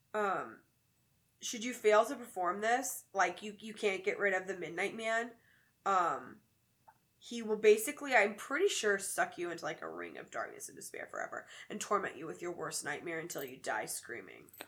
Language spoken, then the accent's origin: English; the South, United States; now in Chicago, United States; Growing up in the South